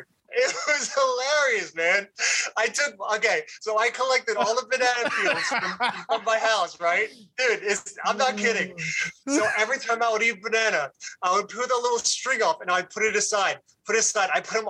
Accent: Puerto Rico; When you're in school and then you come across another Puerto Rican dude, it's like, hey man, we got something in common.

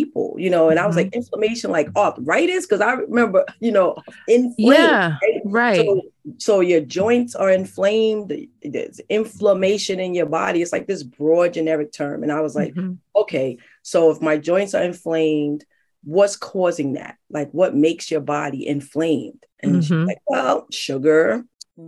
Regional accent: New York City, New York, United States; I'm from the Bronx. My family's from the South, all around Richmond, all around Georgia.

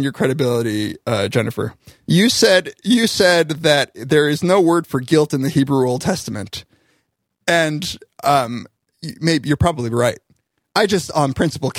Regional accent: United States; born or raised there

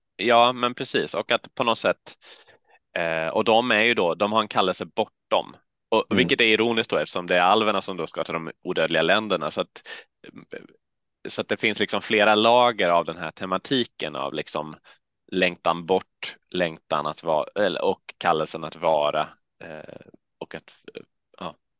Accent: Halmstad, Halland County, Sweden; now in Uppsala, Sweden; Åled utanför Halmstad där jag växte upp

